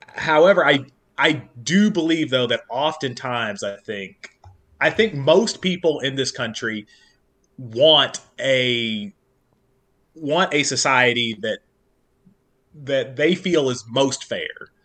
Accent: Kentucky, United States; now in Northern Virginia, United States; growing up in Kentucky

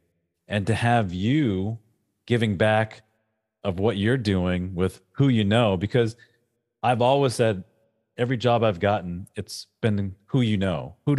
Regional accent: New England, United States; So you don't know this about me, but I'm a huge Patriots fan. I'm from New England.

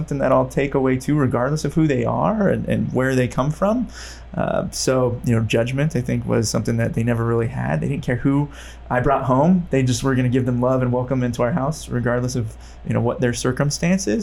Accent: Modesto, California, United States; I grew up in Modesto

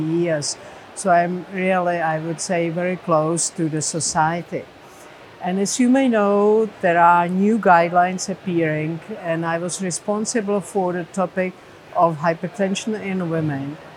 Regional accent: Prague, Czechia; I'm from Prague, Czech Republic

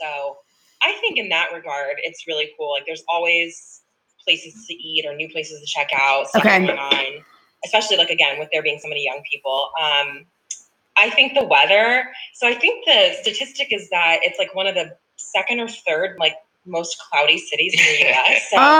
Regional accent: California, United States; born there; also born or lived in Alaska / South Carolina; So I was born in California, lived there. Then we went to Alaska and then South Carolina.

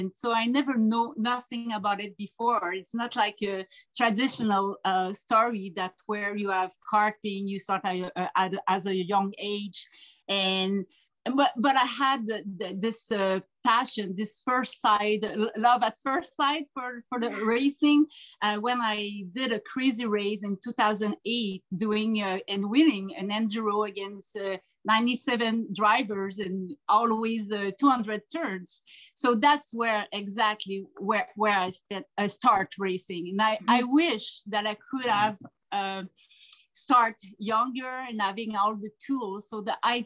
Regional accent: a little village north of Quebec City, Canada; I'm from Saint-Didac-Saint-Jean, a little village up north of Quebec City in Canada

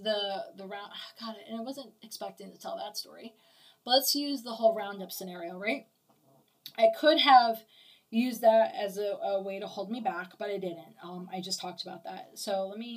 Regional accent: New York, United States; now in Okeechobee, United States; I was born in New York

